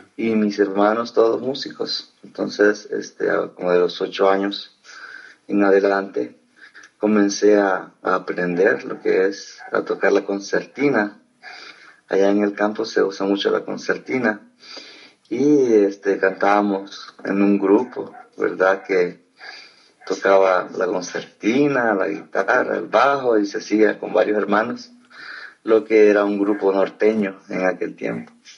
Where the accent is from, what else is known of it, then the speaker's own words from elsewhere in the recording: El Salvador; moved away; also born or lived in Costa Rica; soy de Salvador, nací en el año 83